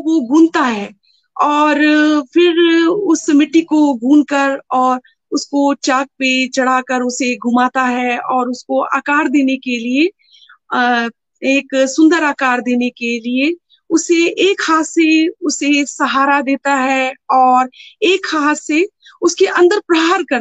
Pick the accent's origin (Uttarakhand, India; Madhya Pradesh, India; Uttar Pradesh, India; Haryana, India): Uttarakhand, India; Dehradun; मैं देहरादून से हूँ और बचपन से ही डिवोशनल परिवार में मैं जन्मी